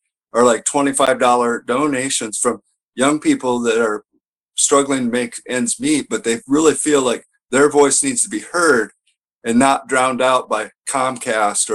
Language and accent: English; Roseburg, Oregon, United States; I grew up in Roseburg